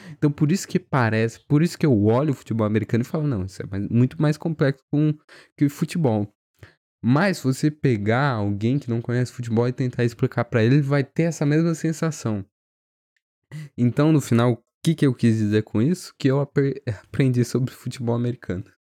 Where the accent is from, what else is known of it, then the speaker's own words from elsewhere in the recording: Brazil; eu fui criado no Brasil